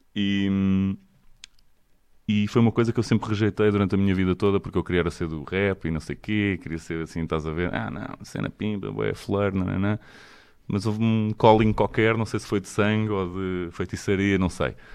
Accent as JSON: {"language": "Portuguese", "country": "Portugal", "said": "nós somos tugas"}